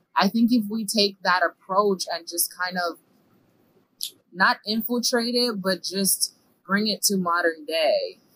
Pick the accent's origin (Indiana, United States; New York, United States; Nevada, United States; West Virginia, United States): New York, United States; New York City; moved away as an adult; now in Lebanon, Pennsylvania, United States; I was born and raised in the Bronx, New York